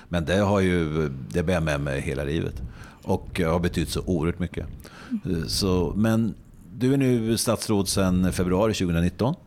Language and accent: Swedish; Närke, near Hallsberg, Örebro County, Sweden; jag själv är närking mm. och eh, är uppväxt väldigt nära din ort där du fortfarande bor, mm. Hallsberg.